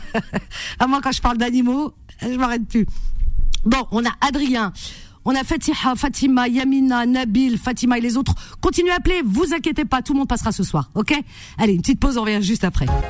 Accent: Algeria; now in France; C'est mon pays, de euh, voilà, euh, de mes parents

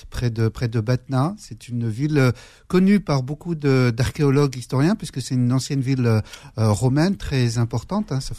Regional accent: Metz, Grand Est, France; nous avons grandi à Metz.

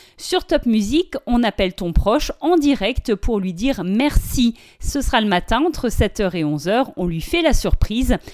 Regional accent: France; Chez nous en France

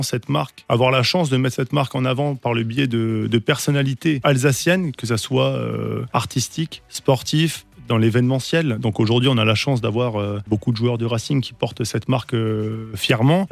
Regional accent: Strasbourg, Grand Est, France; nous, on vient de Cronenbourg

